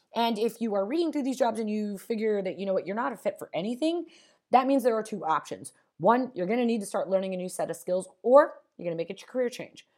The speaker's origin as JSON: {"language": "English", "town": "Las Vegas", "region": "Nevada", "country": "United States", "moved": "yes", "said": "I'm originally from Nevada, Las Vegas, Nevada"}